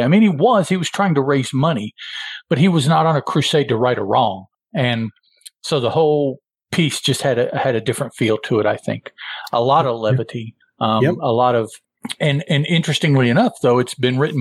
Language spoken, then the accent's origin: English; Chicago, Illinois, United States; I was born in the state of Illinois in the county of Cook in the city of Chicago